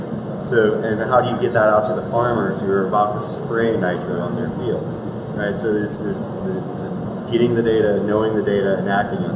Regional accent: Iowa, United States; I grew up in Iowa. I'm an Iowa Midwest boy.

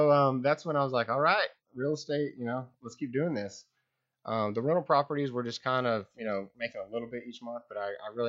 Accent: Lubbock, Texas, United States; Lubbock, Texas.

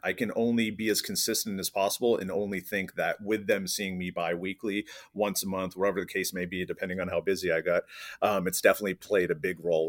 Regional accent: East Coast, United States; moved away; I'm originally from the East Coast, moved to the West Coast

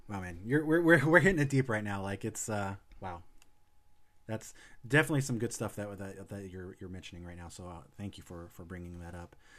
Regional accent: Illinois, United States; moved away; hometown in Illinois, uh, small town

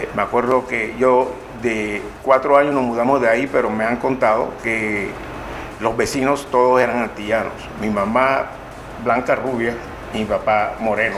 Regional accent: Colón, Panama; nací yo, en Colón

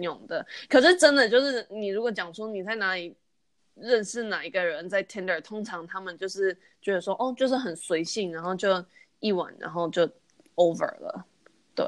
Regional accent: United States; 虽然我是在美国，就是出生长大的，可是因为我爸妈都是台湾人

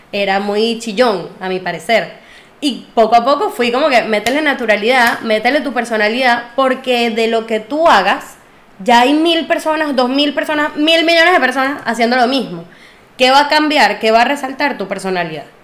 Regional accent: Venezuela; Yo soy más venezolana que la arepa, pero mis raíces son árabes

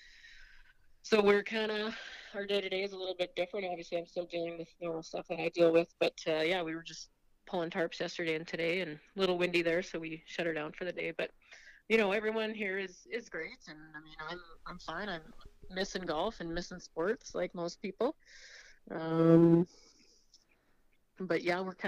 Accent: Estevan, Saskatchewan, Canada; I am born and raised in Esteban

